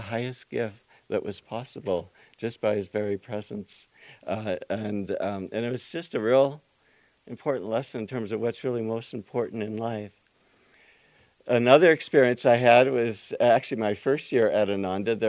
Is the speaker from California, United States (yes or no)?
yes; Yuba City, California, United States; growing up in Yuba City